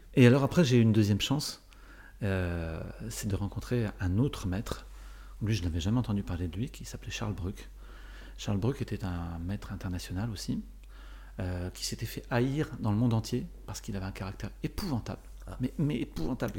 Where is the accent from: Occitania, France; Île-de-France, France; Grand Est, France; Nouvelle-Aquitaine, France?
Île-de-France, France; Paris; je suis, né, euh, je suis né à Paris, ou à peu près.